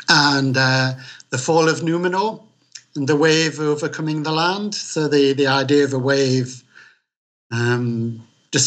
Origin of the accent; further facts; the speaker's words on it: Newcastle upon Tyne, North East England, United Kingdom; accent: Geordie; also born or lived in Wallsend / London; I'm a Geordie, which is somebody who's born on Tyneside